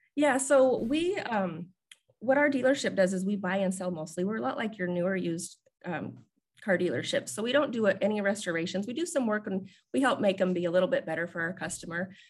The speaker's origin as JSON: {"language": "English", "region": "West Desert of Utah", "country": "United States", "tie": "born or raised there", "said": "I grew up in the West Desert of Utah in a very small, small community"}